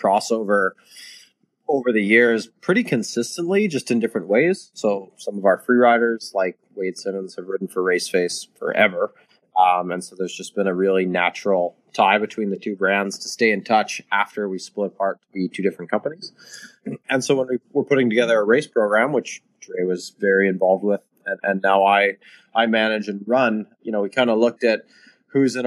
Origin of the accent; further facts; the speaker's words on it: Calgary, Alberta, Canada; now in British Columbia, Canada; I grew up in Calgary, Alberta